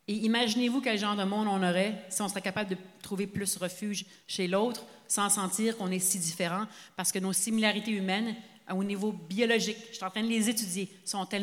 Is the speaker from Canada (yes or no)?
yes; Sainte-Adèle, Quebec, Canada; moi, je suis enfant unique, puis j'ai grandi à Saint-Adèle de 0 à 4 ans.